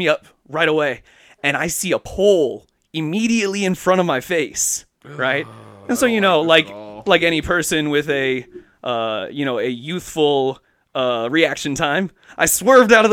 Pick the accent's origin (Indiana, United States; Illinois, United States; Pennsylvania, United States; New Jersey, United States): Illinois, United States; Central; moved away as an adult; now in Seattle, United States; Central Illinois. You know, it was my hometown and our hometown area